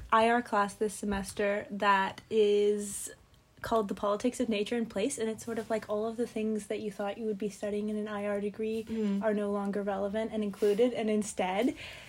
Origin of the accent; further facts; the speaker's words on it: Dallas, Texas, United States; moved away as an adult; now in St Andrews, United Kingdom; I'm from Dallas, Texas.